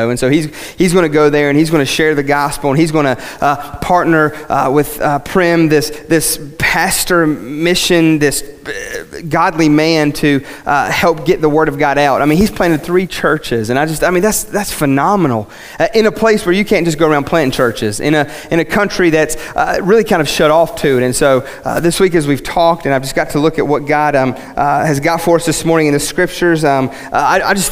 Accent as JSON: {"language": "English", "region": "West Virginia", "country": "United States", "first_language": "English", "said": "I'm from West Virginia"}